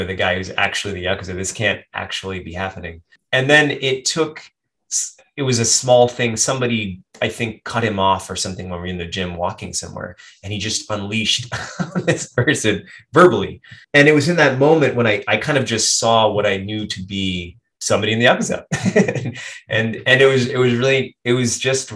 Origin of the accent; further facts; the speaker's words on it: United States; moved away as an adult; now in Japan; I'm very American